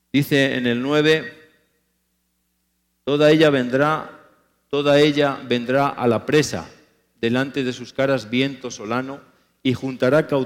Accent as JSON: {"language": "Spanish", "country": "Spain", "said": "cuando me ha tocado predicar en mi país, en España y en otros países"}